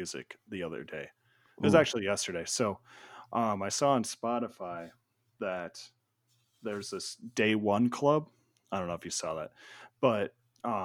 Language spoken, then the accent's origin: English; Maple Grove, Minnesota, United States; also born or lived in Duluth, Minnesota; So I am from Maple Grove, which is both the best city containing maple in it and the best city containing grove in it. So that's where I grew up